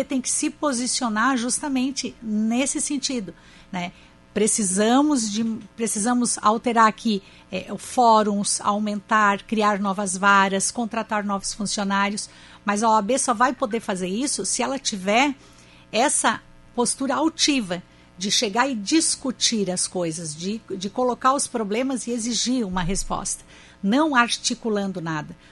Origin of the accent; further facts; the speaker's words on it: Criciúma, Santa Catarina, Brazil; eu sou de Criciúma, bem distante da, de Florianópolis